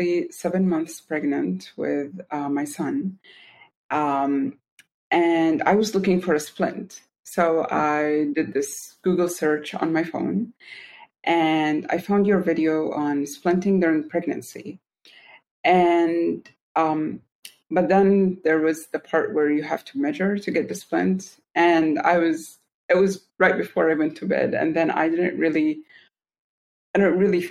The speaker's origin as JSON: {"language": "English", "country": "Saudi Arabia", "also_born_or_lived": "Milwaukee, Wisconsin, United States", "said": "I'm from Saudi Arabia, but I lived in Milwaukee, Wisconsin for 5 years."}